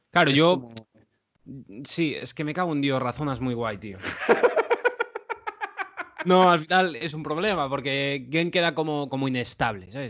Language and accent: Spanish; Vigo, Galicia, Spain; Soy de Vigo